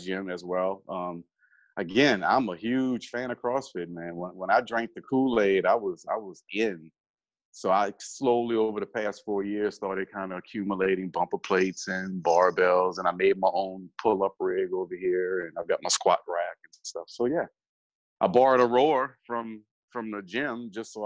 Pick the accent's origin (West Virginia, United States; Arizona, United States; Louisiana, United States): Louisiana, United States; New Orleans; Born and raised in New Orleans